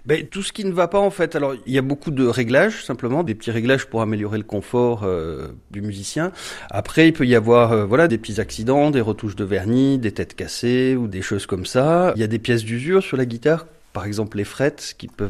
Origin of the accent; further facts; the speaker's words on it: Marseille, Provence-Alpes-Côte d'Azur, France; moved away as an adult; also born or lived in Thionville; now in Talange, France; je suis né à Marseille euh, donc en 82 et euh, donc j'ai vécu 20 ans là-bas